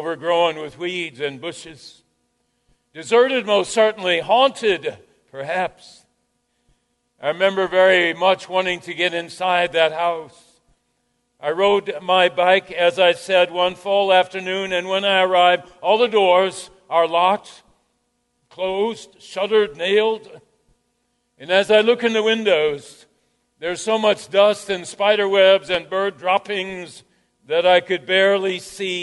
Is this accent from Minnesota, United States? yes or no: yes; Jasper, Minnesota, United States; Growing up in Jasper, Minnesota, population 600